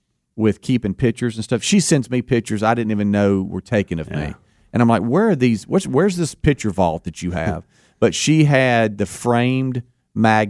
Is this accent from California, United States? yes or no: no; Pascagoula, Mississippi, United States; I'm from Pascagoula, Mississippi, right there on the line of Alabama and Mississippi in that general area